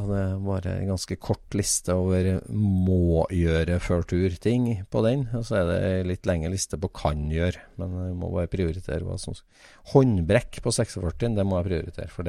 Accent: Vestland, Norway; Jeg er fra Sogn, ja.

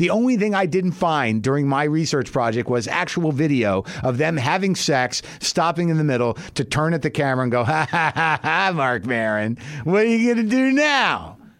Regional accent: New Mexico, United States; I grew up in New Mexico. I live here now.

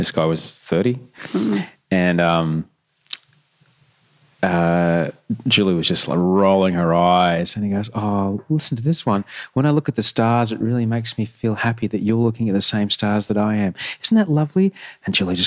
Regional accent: Brisbane, Queensland, Australia; we briefly flitted down to the Gold Coast from Brisbane

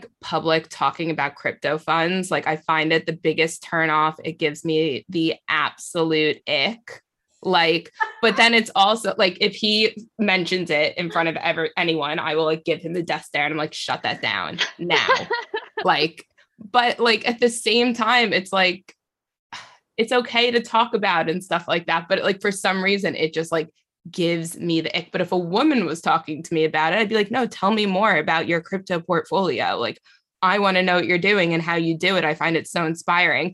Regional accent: United States; I'm from America

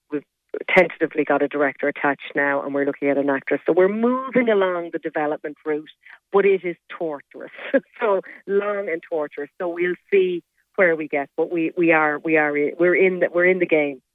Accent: Kenmare, Munster, Ireland; moved away as an adult; I'm from Kenmare. You know, I grew up in Kenmare, and uh, I left when I was 18 to go to college

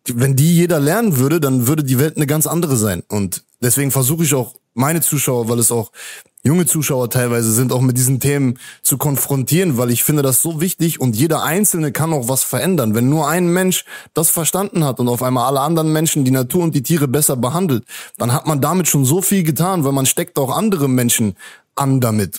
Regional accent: Hanover, Lower Saxony, Germany; moved away as an adult; now in Mexico; Das ist meine Heimat, da bin ich geboren

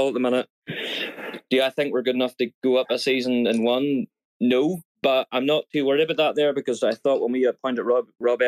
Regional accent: Northern Ireland, United Kingdom; moved away; I'm originally from Northern Ireland

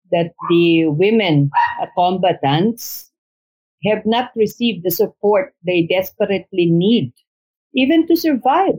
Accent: Jolo, Sulu, Philippines; my hometown in Holosilu

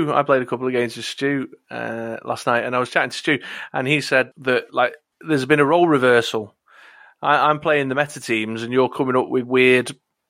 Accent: United Kingdom

